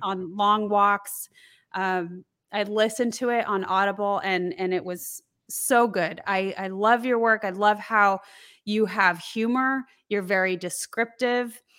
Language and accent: English; Colorado, United States; I grew up in Colorado